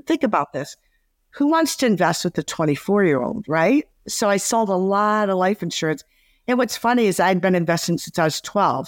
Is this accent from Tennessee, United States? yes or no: no; Detroit, Michigan, United States; I grew up in Detroit